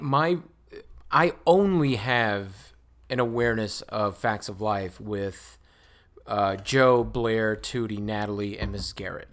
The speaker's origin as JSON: {"language": "English", "country": "Puerto Rico", "tie": "born or raised there", "second_language": "English", "moved": "yes", "said": "I was born in Puerto Rico."}